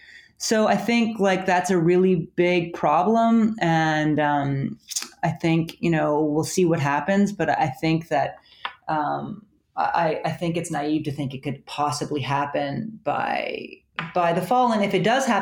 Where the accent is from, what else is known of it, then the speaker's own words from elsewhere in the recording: Canada; I'm Canadian. I work for the Times, but I'm Canadian.